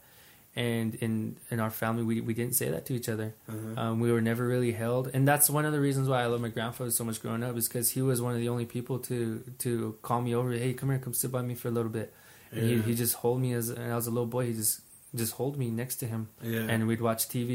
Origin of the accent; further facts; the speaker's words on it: New Mexico, United States; I was born on my reservation